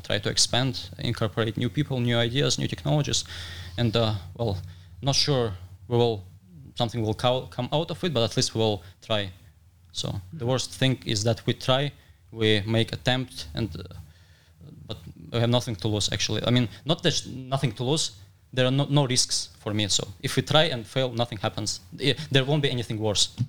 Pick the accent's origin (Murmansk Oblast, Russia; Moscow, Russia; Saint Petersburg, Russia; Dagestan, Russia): Dagestan, Russia; I'm from Dagestan